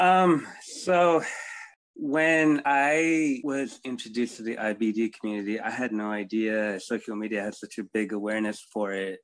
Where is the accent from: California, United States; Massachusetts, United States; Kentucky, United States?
California, United States; South Bay area; I was born in America in uh, Cali, around in the South Bay area, born and raised here